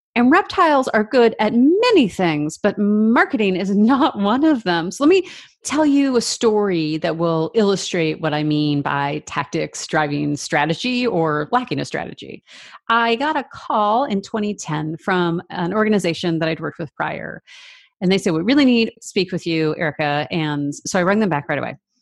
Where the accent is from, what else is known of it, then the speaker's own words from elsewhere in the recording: Seattle, Washington, United States; also born or lived in Vancouver, Canada; we moved from Vancouver to Seattle, or the Seattle area